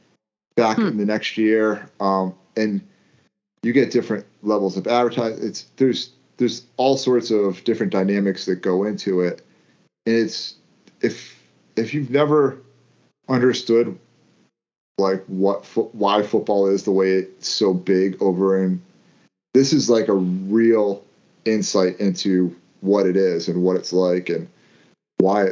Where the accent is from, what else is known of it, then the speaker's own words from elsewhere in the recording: United States; being American